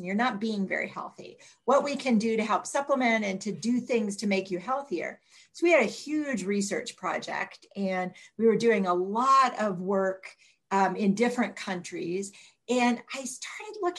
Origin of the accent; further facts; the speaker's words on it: Northeastern Ohio, United States; I grew up in Northeastern Ohio